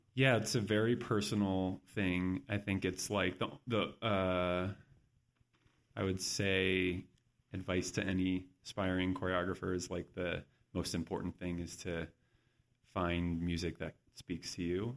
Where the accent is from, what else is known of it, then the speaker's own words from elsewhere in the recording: San Diego, California, United States; moved away; also born or lived in New York; I grew up in San Diego, so it's a, it's not a big dance town